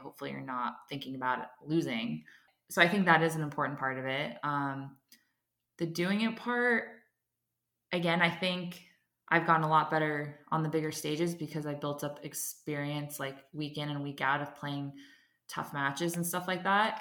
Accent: United States; I'm an American

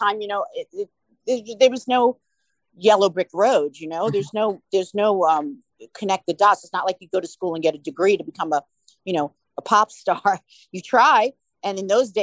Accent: New York, United States; we're from New York

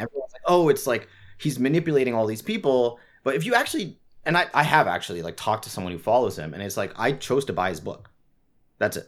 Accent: Singapore; I grew up in Singapore, which does not have free speech

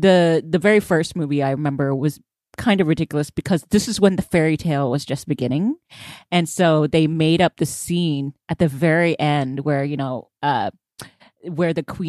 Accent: United States; as an American

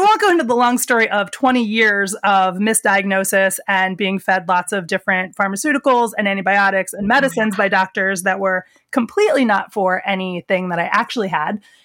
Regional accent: the Pine Barrens, New Jersey, United States; moved away as an adult; also born or lived in Philadelphia; I grew up in the Pine Barrens in Jersey

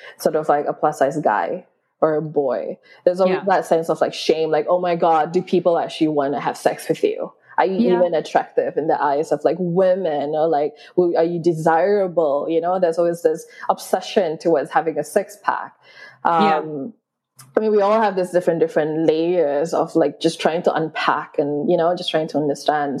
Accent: Sabah, Malaysia; I grew up in Sabah, which is in East Malaysia

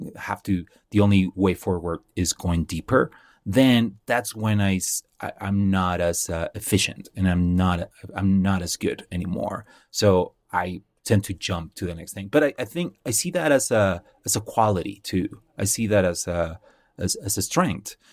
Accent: Mexicali, Baja California, Mexico; moved away; I grew up in a little town. Well, it's not a little town. I call it a little town because I, I'm like that. But, uh, it's, uh, from a place called Mexicali

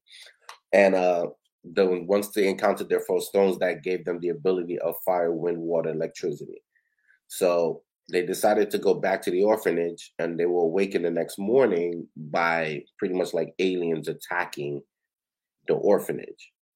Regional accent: New York City, New York, United States; I grew up on Ocean Avenue

